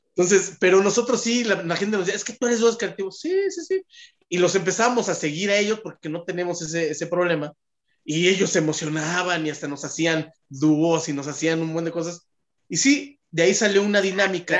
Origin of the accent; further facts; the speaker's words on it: Mexico City, Mexico; yo soy del Pedregal